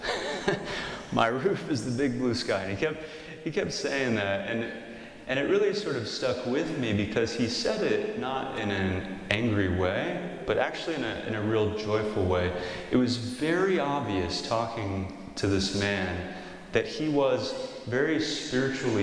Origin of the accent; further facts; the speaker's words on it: St. Joseph, Missouri, United States; I'm from St. Joe originally